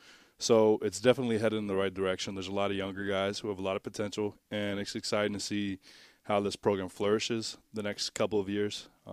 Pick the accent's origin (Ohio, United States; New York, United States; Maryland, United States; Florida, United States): Florida, United States; Tampa; also born or lived in Dade City, United States / Lakeland, United States; Yeah, so I was born in Tampa, Florida, actually right across the street from the Buck Stadium.